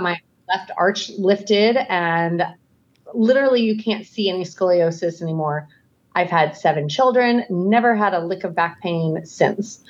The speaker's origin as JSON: {"language": "English", "town": "Scottsdale", "region": "Arizona", "country": "United States", "tie": "born or raised there", "moved": "yes", "lives_now": "Idaho, United States", "said": "I grew up in Scottsdale, Arizona."}